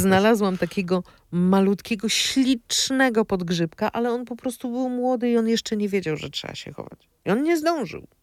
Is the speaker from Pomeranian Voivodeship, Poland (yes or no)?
no; Opole Voivodeship, Poland; ja jestem z Opolszczyzny